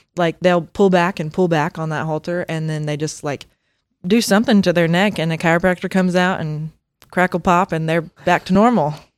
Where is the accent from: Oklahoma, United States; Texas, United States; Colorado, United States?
Oklahoma, United States; Bristow; my family, um, just recently sold the stockyards in Bristow, um, like, last year. Um, so that was my life, and I grew up there